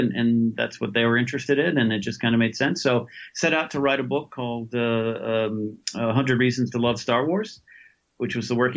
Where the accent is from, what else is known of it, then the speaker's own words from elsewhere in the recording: California, United States; also born or lived in Los Angeles; born and raised in California